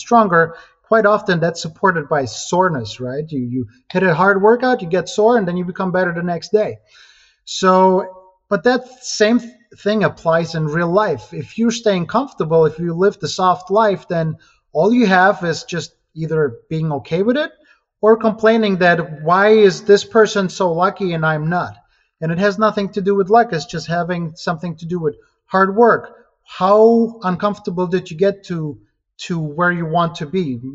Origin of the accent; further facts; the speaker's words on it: Ukraine; English is a second language; moved away as an adult; also born or lived in Germany; now in United States; I was born in Ukraine, and about 11 or so years, I immigrated to America